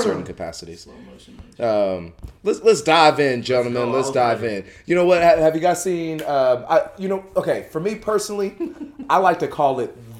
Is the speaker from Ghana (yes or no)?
yes; Ghana; moved away; since I'm Ghanaian and I go home a lot.